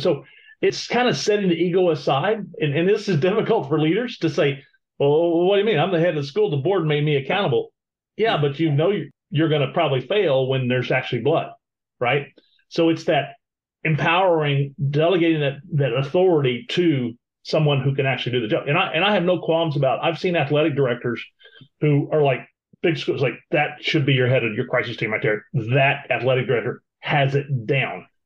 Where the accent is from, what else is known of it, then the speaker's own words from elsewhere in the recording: Florida, United States; we're from Florida